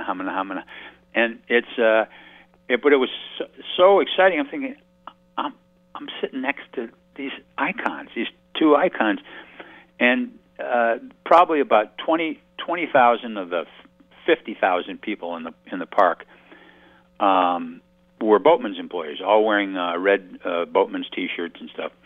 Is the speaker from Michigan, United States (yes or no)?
yes; outside of Detroit, Michigan, United States; moved away; I grew up outside of Detroit